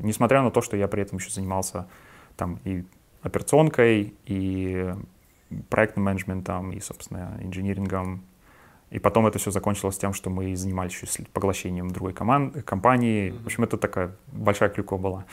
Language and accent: Russian; Yaroslavl, Yaroslavl Oblast, Russia; moved away as an adult; also born or lived in Moscow; До этого я работал а, в Ярославле, в моем родном городе